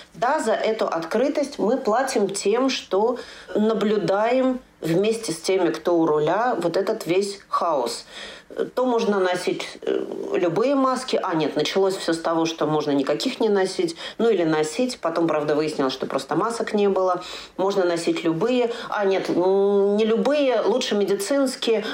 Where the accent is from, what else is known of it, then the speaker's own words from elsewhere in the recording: Moscow, Russia; now in Germany; мой родной город это тоже Москва